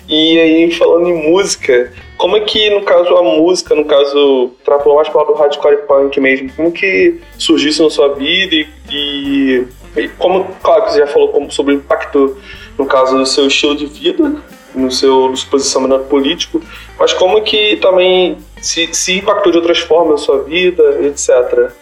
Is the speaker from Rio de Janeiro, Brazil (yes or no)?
yes; Rio de Janeiro, Brazil; sou da Zona Norte, mas um bairro bem pobre